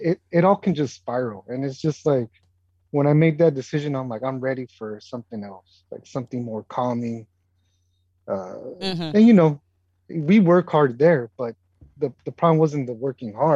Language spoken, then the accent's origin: English; West Coast, United States; moved away as an adult; I grew up in the West Coast and I know the beach and I grew up in that environment